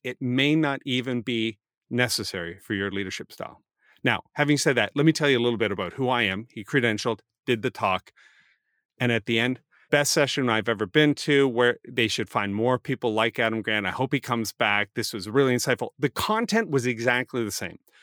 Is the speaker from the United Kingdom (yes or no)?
no; Canada; I'm Canadian